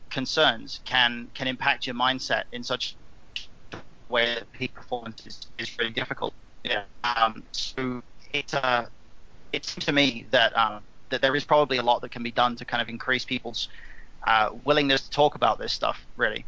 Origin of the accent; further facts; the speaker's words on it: England, United Kingdom; I'm an Englishman